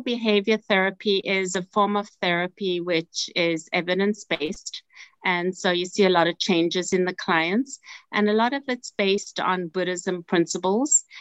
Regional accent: South Africa; moved away as an adult; now in United States; I'm from South Africa. And so initially, I was um, a social worker in South Africa. And then when I came to United States about 30 years ago

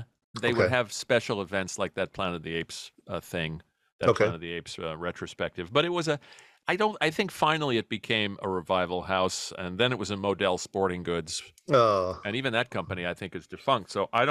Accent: New York City, New York, United States; also born or lived in Brooklyn, New York; I was born in Brooklyn, but raised in Queens.

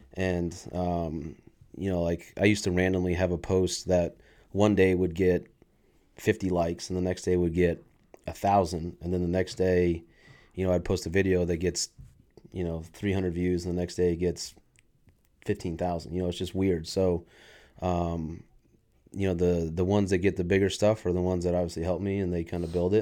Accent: San Diego, California, United States; I was born in San Diego

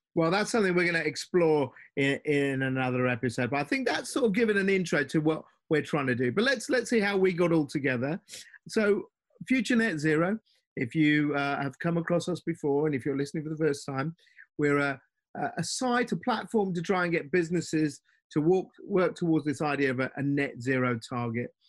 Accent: London, United Kingdom; London background. Parents were Indian immigrants

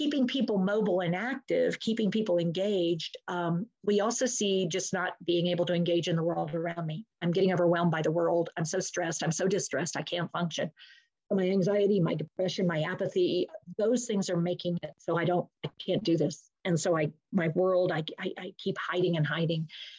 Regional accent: Efland, North Carolina, United States; I'm from Eflin, North Carolina, and you're from?

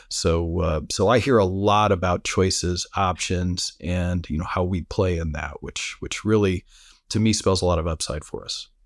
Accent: Fort Wayne, Indiana, United States; growing up in Fort Wayne, Indiana

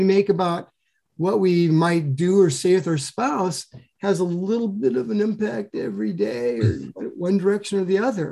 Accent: Sioux City, Iowa, United States; moved away; I grew up in Sioux City, Iowa, in the western edge of Iowa, next to South Dakota

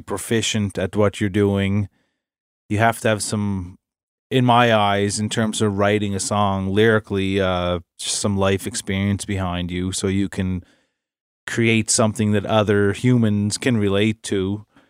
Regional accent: Nova Scotia, Canada; we're from Nova Scotia, small town Nova Scotia

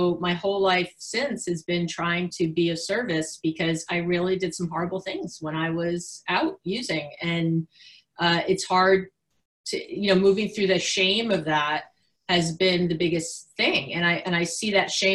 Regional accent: New York City, New York, United States; now in Berkeley, United States; I'm from New York City

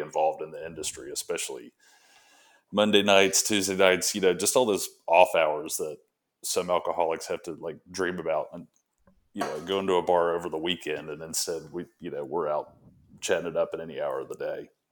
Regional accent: Alabama, United States; moved away as an adult; now in Tampa, United States; I had gone to school in Alabama and grew up there

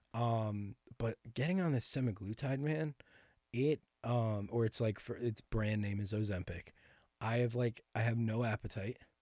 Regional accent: Ridgefield, Connecticut, United States; moved away as an adult; now in Nashville, United States; I'm from Connecticut, so I'm from, uh, Ridgefield, which is, like, right next to New York City

